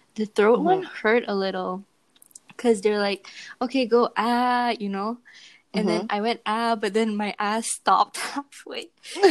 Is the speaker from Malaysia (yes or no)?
yes; Malaysia; I'm Malaysian.